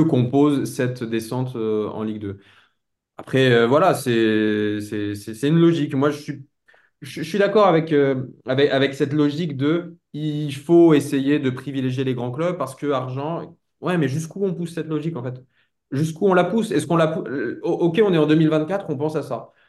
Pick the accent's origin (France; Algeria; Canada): France; en tant que Français